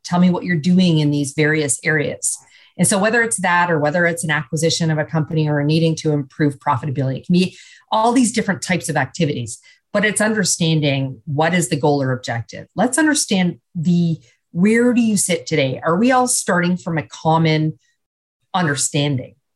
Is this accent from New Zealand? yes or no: no; Canada; now in United States; as a Canadian now living uh, in the US